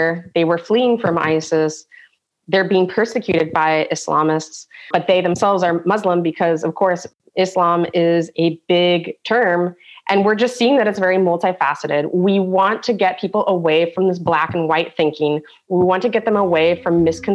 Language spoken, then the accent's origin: English; San Diego, California, United States; now in Germany